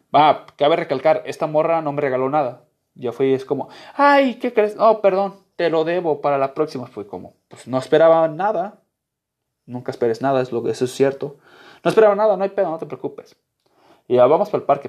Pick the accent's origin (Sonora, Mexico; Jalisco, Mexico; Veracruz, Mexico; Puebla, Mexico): Jalisco, Mexico; Guadalajara; yo soy de Guadalajara